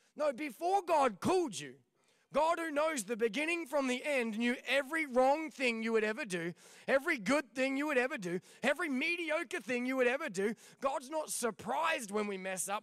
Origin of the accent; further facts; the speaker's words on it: Victoria, Australia; moved away as an adult; also born or lived in Ipswich, Queensland / Proserpine, Queensland / Albury Wodonga; now in Des Moines, United States; then we moved to Victoria